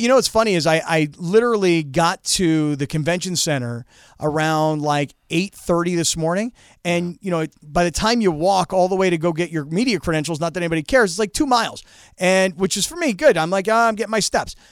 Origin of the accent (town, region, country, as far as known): Fort Lauderdale, Florida, United States; born or raised there; now in San Diego, United States